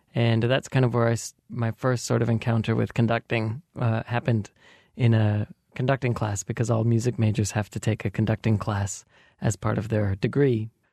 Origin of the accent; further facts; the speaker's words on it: Belgrade, Montana, United States; moved away; I grew up in Belgrade, Montana